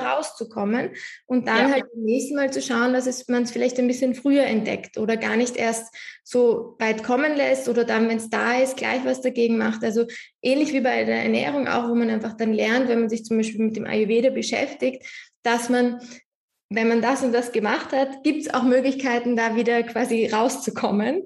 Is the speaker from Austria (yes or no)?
yes; Austria; bei uns in Österreich